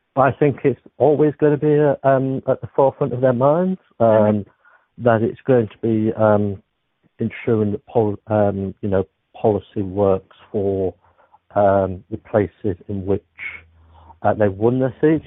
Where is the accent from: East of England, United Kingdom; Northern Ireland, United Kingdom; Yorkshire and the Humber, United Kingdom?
Yorkshire and the Humber, United Kingdom; Beverley; I'm from Beverley, which is just outside Hull